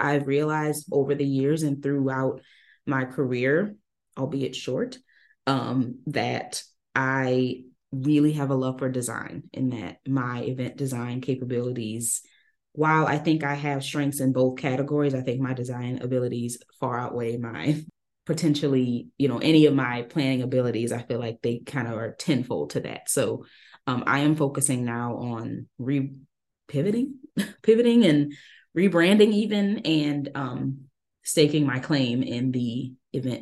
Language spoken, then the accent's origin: English; Dallas, Texas, United States; also born or lived in New Orleans, Louisiana; Then we moved from New Orleans to Dallas. I'm from New Orleans, following Hurricane Katrina. And I grew up, did most of my growing up in Dallas